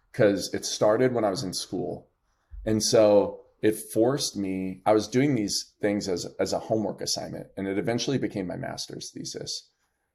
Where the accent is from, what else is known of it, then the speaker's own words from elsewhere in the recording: New Jersey, United States; I'm from Jersey. So I say New York because nobody knows like where Parsippany is